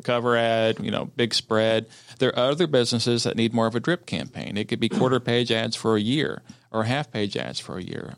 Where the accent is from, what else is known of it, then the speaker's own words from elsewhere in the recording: Cherokee County, Georgia, United States; I grew up in Cherokee County, and um, I'm married a Cherokee County girl